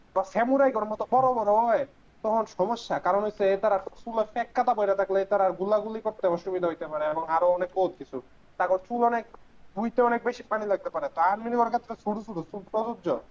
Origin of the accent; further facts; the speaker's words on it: Comilla, Chittagong Division, Bangladesh; আমাদের গ্রামের যে বাজারটা এটা আসলে কুমিল্লার মধ্যে